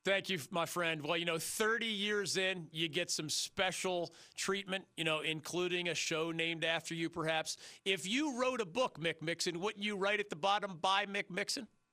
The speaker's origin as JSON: {"language": "English", "town": "Philadelphia", "region": "Pennsylvania", "country": "United States", "tie": "born or raised there", "moved": "yes", "lives_now": "North Carolina, United States", "said": "the Philadelphia Inquirer, my hometown newspaper"}